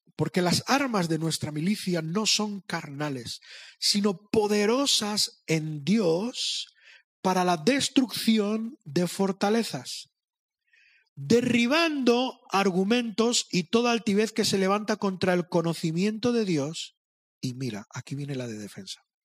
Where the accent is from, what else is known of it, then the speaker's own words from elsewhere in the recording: Madrid, Community of Madrid, Spain; Yo soy de Madrid. Yo tengo el otro problema, que me creo muy listo, porque soy de Madrid